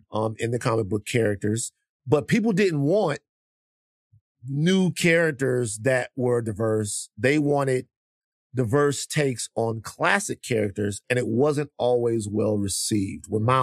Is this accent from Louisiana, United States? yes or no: yes; Baton Rouge, Louisiana, United States; I'm from Baton Rouge.